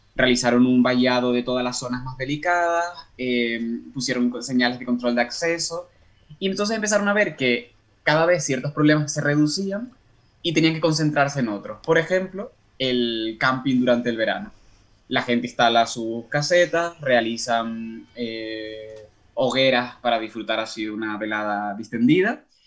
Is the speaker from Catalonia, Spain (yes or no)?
no; Canary Islands, Spain; moved away as an adult; now in Ireland; yo soy canario, pero estoy trabajando ahora en Irlanda como parte de mi tesis doctoral